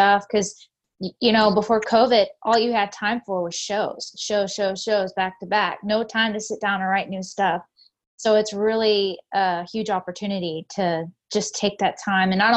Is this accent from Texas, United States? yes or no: yes; Tyler, Texas, United States; born and raised in Tyler, Texas, still live in Texas today